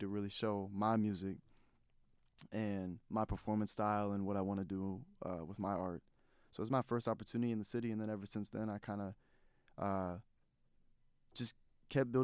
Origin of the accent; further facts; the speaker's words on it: North Chesterfield, Virginia, United States; also born or lived in Richmond, Virginia; I'm an artist from North Chesterfield, Virginia. Kind of based in Richmond, Virginia